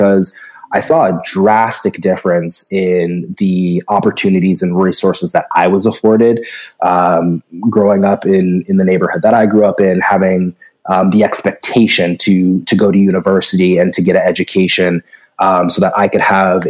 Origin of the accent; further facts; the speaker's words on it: Oakland, California, United States; I came home to Oakland, California